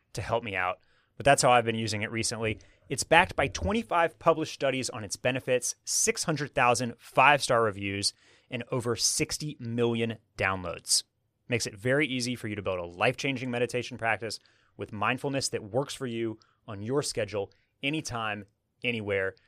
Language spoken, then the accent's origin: English; Houston, Texas, United States; now in Austin, United States; I was born and raised in Houston.